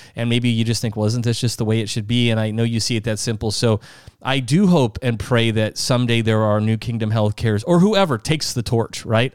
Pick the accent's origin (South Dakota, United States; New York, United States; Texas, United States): South Dakota, United States; Sioux Falls; also born or lived in Minnesota; now in Florida, United States; we're from Sioux Falls, South Dakota. That's home.